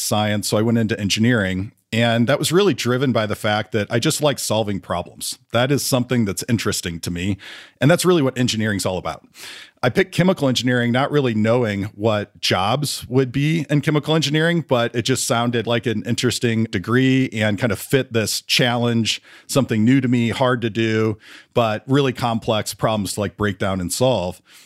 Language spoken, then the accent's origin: English; St. Louis, Missouri, United States; I grew up in Saint Louis, Missouri, pretty big family